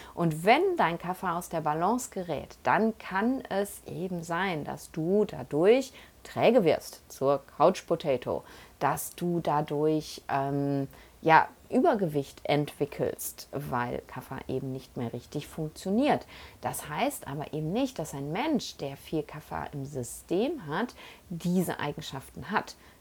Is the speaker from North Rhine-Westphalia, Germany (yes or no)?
yes; Essen, North Rhine-Westphalia, Germany; moved away; also born or lived in Panama; von Essen aus, da wo ich herkomme